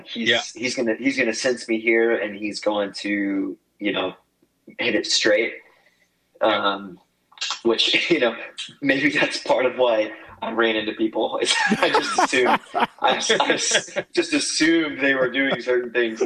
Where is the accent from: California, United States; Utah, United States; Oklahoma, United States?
Oklahoma, United States; growing up in Oklahoma because it was so windy all the time